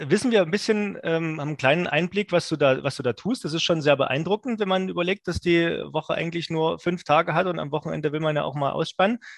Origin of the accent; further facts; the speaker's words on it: Saxony, Germany; als Sachse darf man das ja sagen